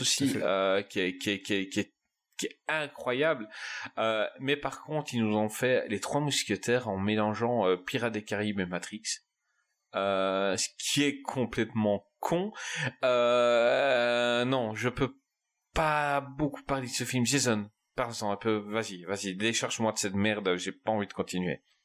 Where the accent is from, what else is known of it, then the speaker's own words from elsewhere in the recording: Belgium; je suis belge